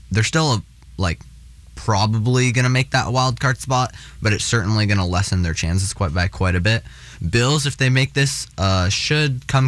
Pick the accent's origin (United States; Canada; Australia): Canada; as a Canadian